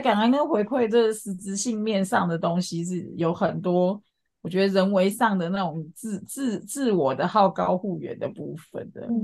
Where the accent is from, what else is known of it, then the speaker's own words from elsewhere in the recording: Changhua County, Taiwan; 我们彰化那边的人其实有很多有名的人都还是会，回去贡献这样